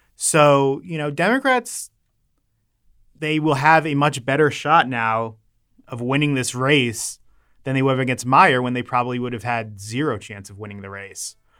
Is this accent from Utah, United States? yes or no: no; Maryland, United States; I'm from Maryland. I love Maryland